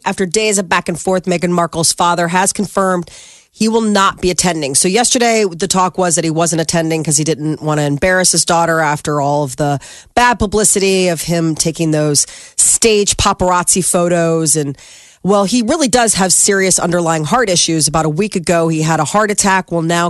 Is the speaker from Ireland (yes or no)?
yes; Ireland; Because what? Because I'm Irish?